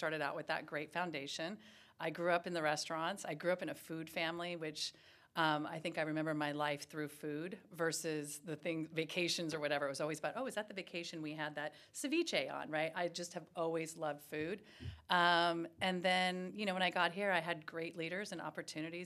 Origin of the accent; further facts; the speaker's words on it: Los Angeles, California, United States; moved away; I am born and raised in Los Angeles, California.